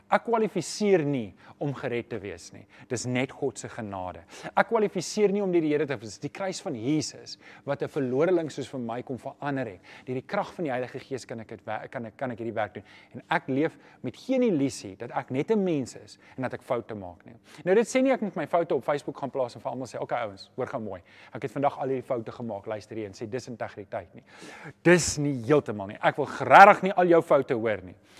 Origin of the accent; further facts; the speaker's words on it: Johannesburg, Gauteng, South Africa; Ek kom self van Johannesburg.